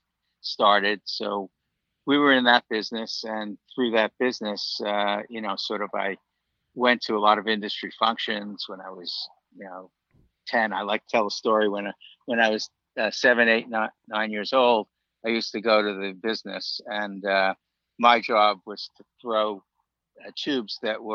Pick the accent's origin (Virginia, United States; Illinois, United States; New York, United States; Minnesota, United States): New York, United States; New York City; moved away as an adult; also born or lived in Long Island, New York; now in Florida, United States; I grew up actually in Brooklyn